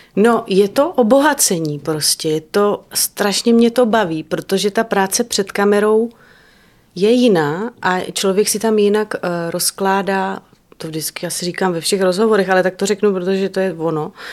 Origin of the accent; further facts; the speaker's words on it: Liberec, Liberec Region, Czechia; now in Prague, Czechia; jsem to měla třeba já v dětství, že jsem v Liberci prostě znala eh, každou chodbičku